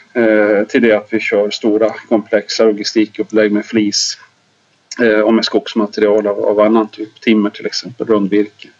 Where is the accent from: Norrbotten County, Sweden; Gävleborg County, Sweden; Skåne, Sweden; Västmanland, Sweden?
Norrbotten County, Sweden; Lapland; also born or lived in Malmberget; now in Dalarna, Sweden; jag är faktiskt lapplänning